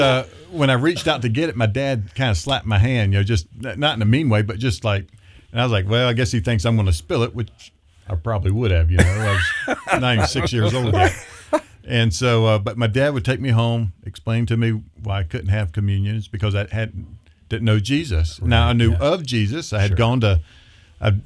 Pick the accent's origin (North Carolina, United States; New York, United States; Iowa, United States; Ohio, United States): North Carolina, United States; Boone; also born or lived in Colorado; now in Idaho Falls, United States; we grew up in a place called Boone, North Carolina, which is it's up in the mountains